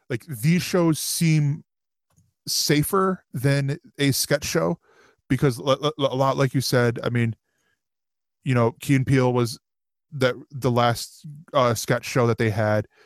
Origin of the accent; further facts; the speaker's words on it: Brooklyn, New York, United States; because of the fact that of where I'm from. I'm from Brooklyn.